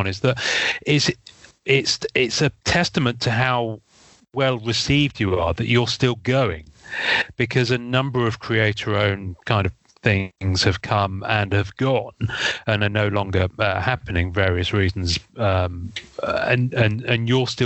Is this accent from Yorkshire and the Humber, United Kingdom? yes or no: no; Devon, South West England, United Kingdom; I grew up in Devon